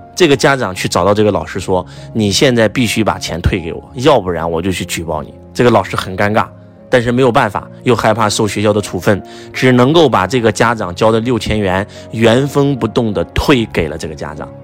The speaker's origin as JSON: {"language": "Chinese", "country": "China", "said": "敬天法祖是我们中国人的信仰"}